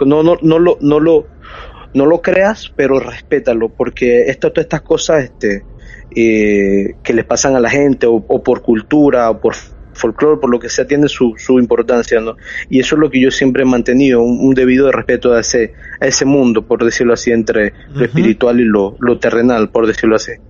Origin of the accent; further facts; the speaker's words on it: Chiriquí, Panama; moved away as an adult; now in Panama City, Panama; soy de una provincia que se llama Chiriquí